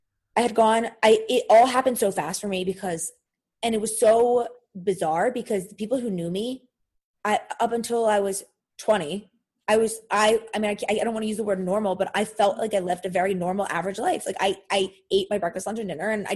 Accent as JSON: {"language": "English", "town": "Philadelphia", "region": "Pennsylvania", "country": "United States", "said": "I'm from Philadelphia."}